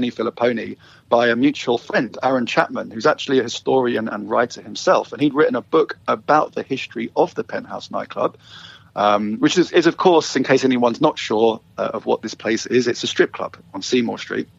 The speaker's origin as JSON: {"language": "English", "region": "London", "country": "United Kingdom", "moved": "as an adult", "lives_now": "Vancouver, Canada", "said": "I am from London, England, originally. And I moved here with my wife 10 years ago."}